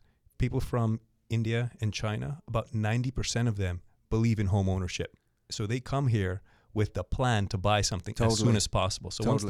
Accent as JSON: {"language": "English", "town": "Montreal", "region": "Quebec", "country": "Canada", "tie": "born or raised there", "said": "I was born in Montreal."}